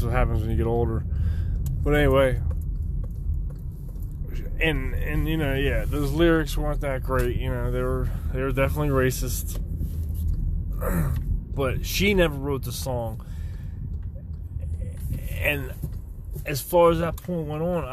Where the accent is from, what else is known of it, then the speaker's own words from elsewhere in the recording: outside Philadelphia, Pennsylvania, United States; I'm from Pennsylvania, right outside of Philadelphia, about, you know, 45 minutes or so